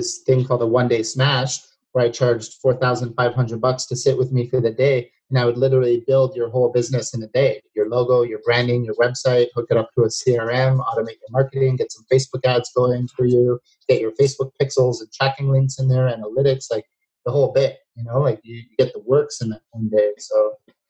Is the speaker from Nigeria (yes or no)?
no; Toronto, Ontario, Canada; I'm from Toronto as well, and I don't live in Toronto in the winters anymore